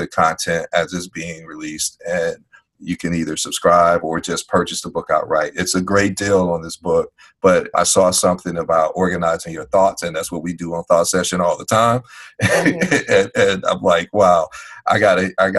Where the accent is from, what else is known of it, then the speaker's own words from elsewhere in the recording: Chicago, Illinois, United States; I'm from Chicago